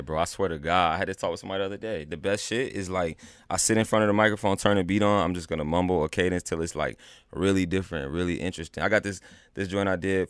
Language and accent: English; North Carolina, United States; I'm from North Carolina, though. You know, they were in the Army, and I was raised back, like, down south.